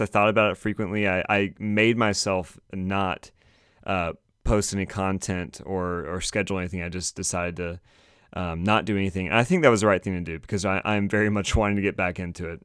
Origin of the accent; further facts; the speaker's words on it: Raleigh, North Carolina, United States; I'm from Raleigh